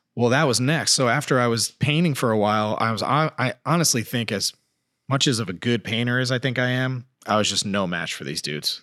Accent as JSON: {"language": "English", "town": "Colchester", "region": "Connecticut", "country": "United States", "tie": "born or raised there", "also_born_or_lived": "California", "moved": "as an adult", "said": "growing up in Colchester, Connecticut"}